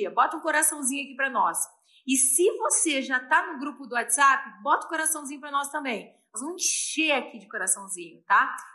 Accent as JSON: {"language": "Portuguese", "town": "Porto Alegre", "region": "Rio Grande do Sul", "country": "Brazil", "also_born_or_lived": "São Paulo", "said": "Eu também sou de Porto Alegre. Júlia de São Paulo, Júlia, eu também sou paulista, tá? Meu coração é meio gaúcho, meio paulista."}